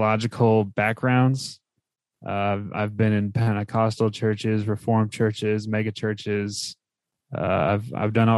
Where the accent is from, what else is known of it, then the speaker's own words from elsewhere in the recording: New Jersey, United States; moved away as an adult; also born or lived in Texas; I was born and raised in New Jersey.